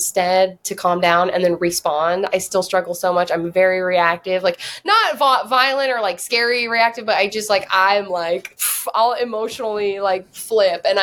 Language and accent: English; Whidbey Island, Washington, United States; now in California, United States; I grew up on Whidbey Island, like 25 minutes from Surrey